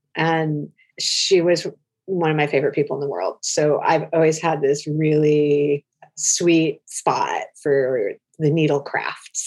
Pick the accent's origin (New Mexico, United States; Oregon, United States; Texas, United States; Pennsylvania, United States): Oregon, United States; I grew up in Oregon in the 70s